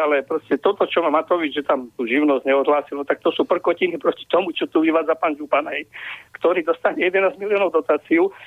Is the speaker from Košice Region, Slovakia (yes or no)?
no; Poprad, Prešov Region, Slovakia; Ja som terorista z Popradu